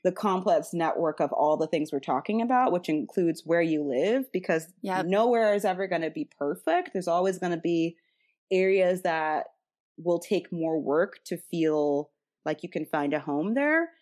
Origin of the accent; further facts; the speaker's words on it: Chicago, Illinois, United States; I was from Chicago